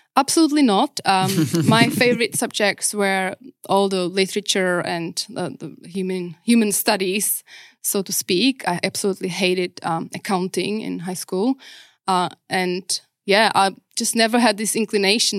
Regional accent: Czechia; English is a second language; moved away as an adult; also born or lived in Prague / New Zealand; now in Perth, Australia; I grew up pretty much to my adulthood in Czech

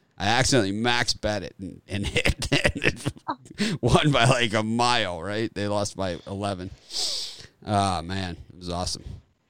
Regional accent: Miami, Florida, United States; You know, growing up in Miami

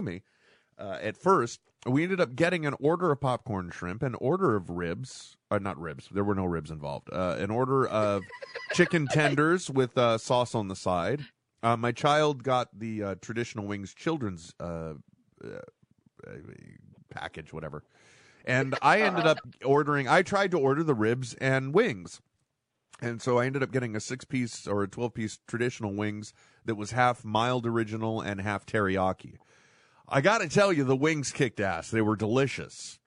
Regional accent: California, United States; I'm a Californian.

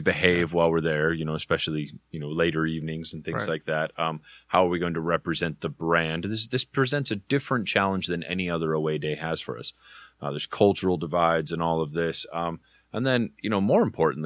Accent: Southern California, United States; we're from Southern California

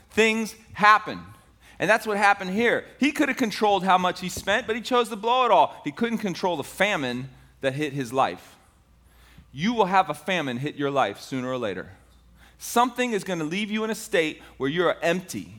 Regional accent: Tampa, Florida, United States; I grew up in Ybor City. I don't know if you know Ybor City. It's the inner city portion of Tampa.

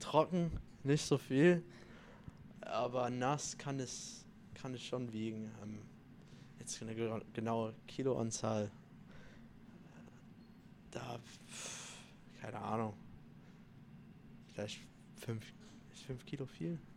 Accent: Italy; Ähm, also vorm Spiel eigentlich esse ich immer Nudeln. Ähm, ich bin ja Italiener

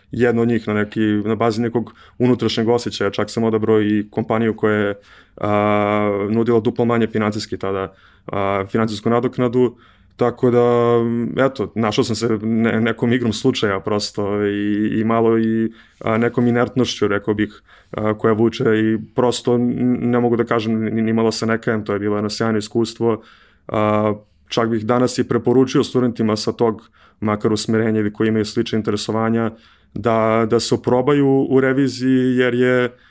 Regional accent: Belgrade, Serbia; also born or lived in Brussels, Belgium; rođen sam u Beogradu, uh, imam 30 godina

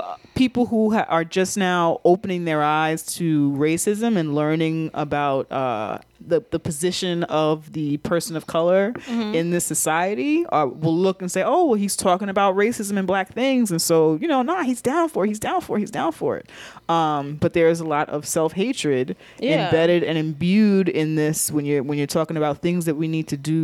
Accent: Long Island, New York, United States; He's from Ohio. I'm from Long Island, but he came here.

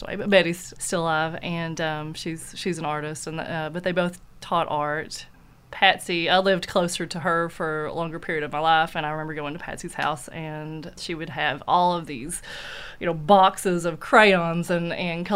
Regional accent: Knott County, Kentucky, United States; I'm from Knott County, and that's where she still lives

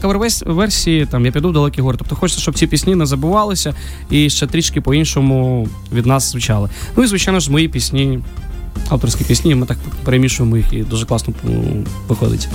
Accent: Kyiv, Ukraine; also born or lived in Georgia; Я народився в Грузії, коли а, в мені було 6 років. Ну, Війна почалася, і тому ми приїхали з батьками до України. Ось і в школу, і до Києва, школу, і університет я все закінчив вже тут.

